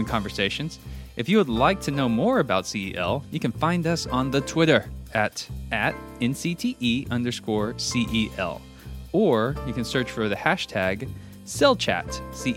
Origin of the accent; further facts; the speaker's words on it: Texas, United States; also born or lived in Oklahoma; now in Hoover, United States; I'm from Texas. I lived in Oklahoma